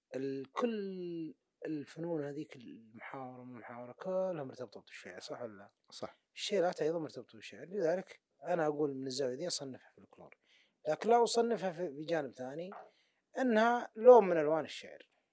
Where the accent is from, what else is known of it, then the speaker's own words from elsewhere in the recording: Najd, Saudi Arabia; عندنا في نجد